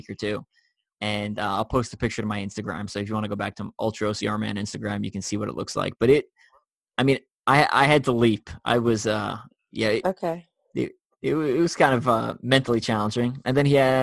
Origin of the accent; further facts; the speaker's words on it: New York, United States; I'm from New York